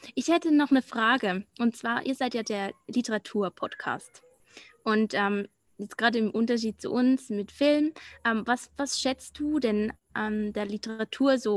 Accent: Switzerland; accent: Swiss German; first language Swiss German; German is a second language; Deutsch ist nicht meine Muttersprache. Also Schweizerdeutsch ist ja ein bisschen anders

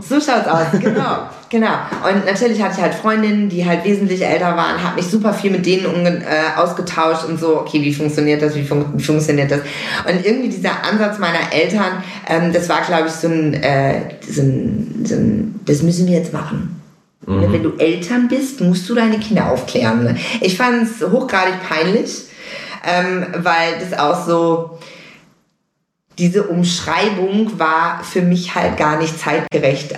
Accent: Münster, North Rhine-Westphalia, Germany; moved away as an adult; now in Los Angeles, United States; ich bin wirklich in Münster groß geworden, aufgewachsen, zur Schule gegangen, komplett Münsteranerin

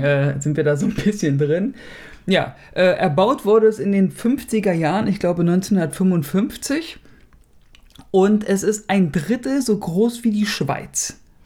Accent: Germany; Der ist ja die Nummer eins hier, ne? Bei uns in Deutschland

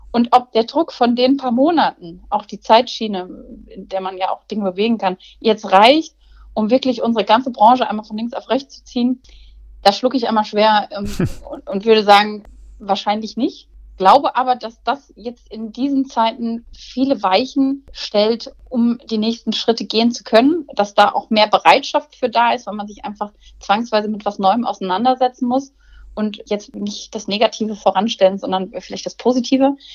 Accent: Cologne, North Rhine-Westphalia, Germany; also born or lived in Essen; Köln mit der Stadt, mit der ich eng verbunden bin, äh, da geboren an Karneval

